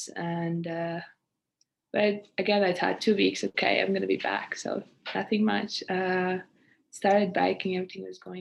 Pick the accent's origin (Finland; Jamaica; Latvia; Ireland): Latvia; moved away as an adult; now in Canada; I'm from Latvia, a country in Europe. I came to Canada 4 years ago to study and play basketball